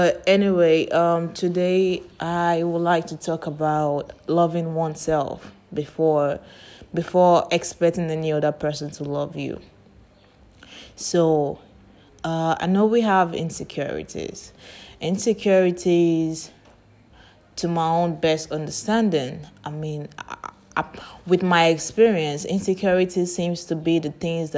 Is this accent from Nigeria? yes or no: yes; Nigeria; I grew up in Nigeria.